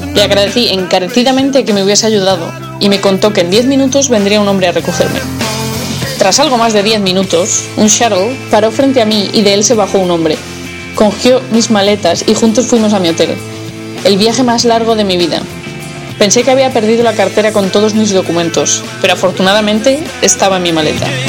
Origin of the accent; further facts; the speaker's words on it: Madrid, Community of Madrid, Spain; moved away as an adult; now in Seattle, United States; soy de Madrid y estoy escribiendo este blog en el cual comparto mi experiencia viviendo en Seattle.